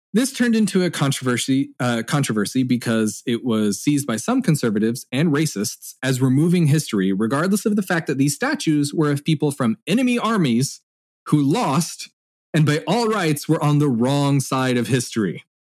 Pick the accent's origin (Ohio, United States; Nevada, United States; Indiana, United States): Indiana, United States; my home state of Indiana